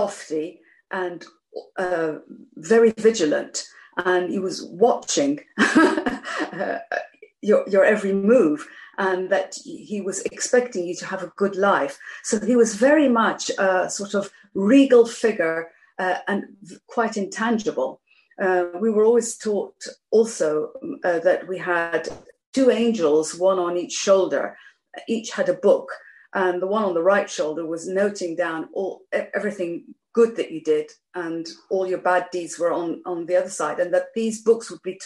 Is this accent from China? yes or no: no; Geneva, Switzerland; moved away; also born or lived in Iran / Nottingham, England; my sister and I were educated at the international school in Geneva, so that's where we learned English. So I grew up speaking Persian at home, French in the street, and English at school.